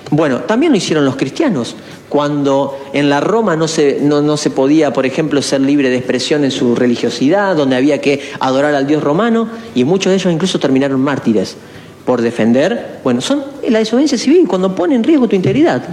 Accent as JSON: {"language": "Spanish", "town": "Esperanza", "region": "Santa Fe", "country": "Argentina"}